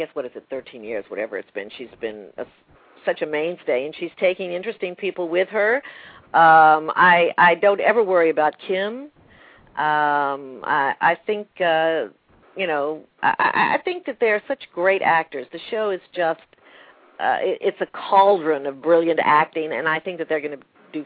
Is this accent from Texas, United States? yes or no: yes; Texas, United States; also born or lived in Manhattan, New York / Martha's Vineyard; now in New York, United States; I grew up in Texas with an Air Force base